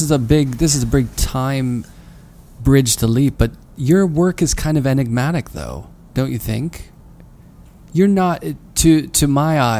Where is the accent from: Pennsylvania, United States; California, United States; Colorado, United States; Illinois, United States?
Pennsylvania, United States; Pittsburgh; I mean, I'm from Pittsburgh.